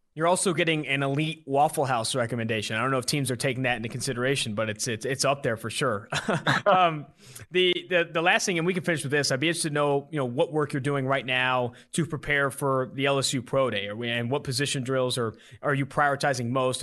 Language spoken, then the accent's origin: English; West Coast, United States; now in Cincinnati, United States; I'm also from the West Coast